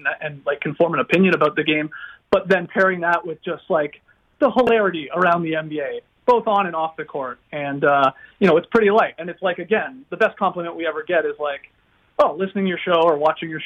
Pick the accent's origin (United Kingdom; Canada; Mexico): Canada; Stratford, Ontario; I grew up in Stratford, Ontario